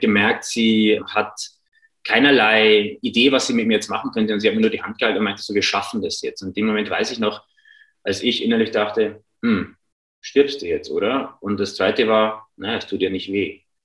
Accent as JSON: {"language": "German", "town": "Regensburg", "region": "Bavaria", "country": "Germany", "also_born_or_lived": "Ingolstadt", "moved": "yes", "said": "ich komme ursprünglich aus Regensburg"}